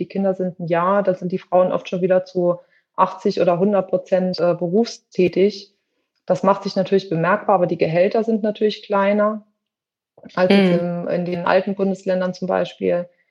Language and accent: German; western Germany, Germany; moved away; also born or lived in between Leipzig and Halle, eastern Germany; ich wohne in der Nähe von zwischen Leipzig und Halle, also im Osten Deutschlands, komme aber ursprünglich aus dem Westen, bin aber mittlerweile schon sehr lange hier